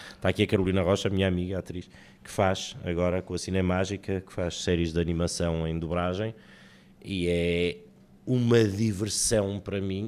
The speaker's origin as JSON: {"language": "Portuguese", "town": "Porto", "region": "Norte", "country": "Portugal", "tie": "born or raised there", "also_born_or_lived": "Portimão", "said": "Porque eu nasci em Portimão, mas sou do Porto."}